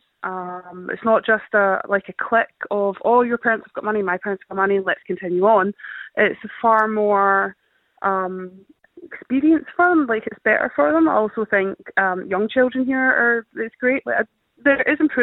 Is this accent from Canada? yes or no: no; Scotland, United Kingdom; moved away as an adult; also born or lived in England; now in Roscommon, Ireland; I'm not exactly Irish. I'm from Scotland originally